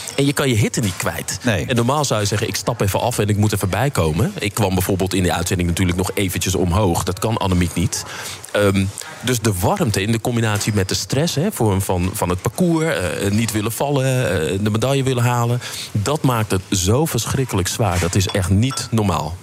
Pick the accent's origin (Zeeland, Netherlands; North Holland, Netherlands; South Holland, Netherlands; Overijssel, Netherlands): North Holland, Netherlands; Amsterdam; ik kom uit Amsterdam en, ehm, geboren in de Vuur, opgegroeid in Buitenveldert.